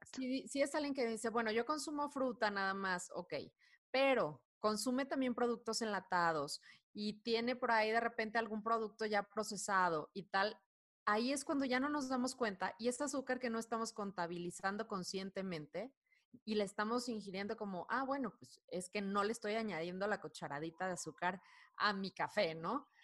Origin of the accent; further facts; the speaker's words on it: Culiacán, Sinaloa, Mexico; now in Mexico City, Mexico; soy de Culiacán, Sinaloa, pero radico en, Ciudad de México ya hace algunos años